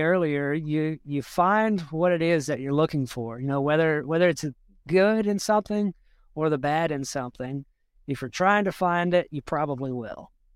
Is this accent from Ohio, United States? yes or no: no; South Georgia, United States; moved away as an adult; now in Burkesville, Kentucky, United States; where I grew up in Georgia, I, I didn't live in the prettiest part of the state